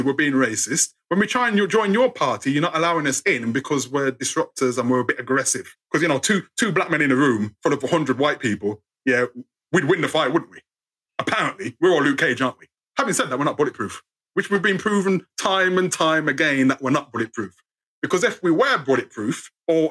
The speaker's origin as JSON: {"language": "English", "country": "United Kingdom", "said": "we're British"}